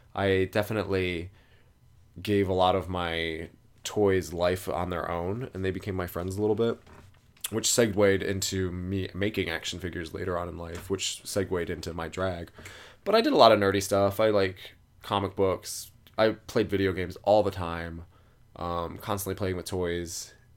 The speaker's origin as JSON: {"language": "English", "area": "a little town west of Cleveland", "region": "Ohio", "country": "United States", "tie": "born or raised there", "moved": "as an adult", "lives_now": "New York City, United States", "said": "I grew up in a little tiny town about twenty minutes west of Cleveland, Ohio, um, close to Lake Erie"}